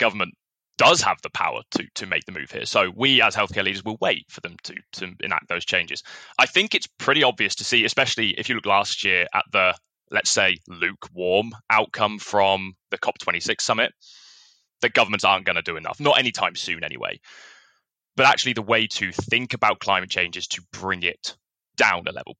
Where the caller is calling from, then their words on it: Oxford, South East England, United Kingdom; I'm calling from all the way across the Atlantic in a tropical paradise called Oxford in England.